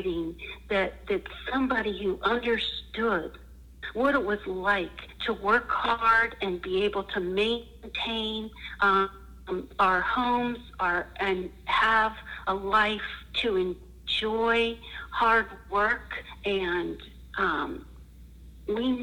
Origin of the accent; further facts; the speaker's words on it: western Pennsylvania, United States; moved away as an adult; now in Richmond, United States; I am from a very small town in western Pennsylvania, and mm-hmm. that's where I grew up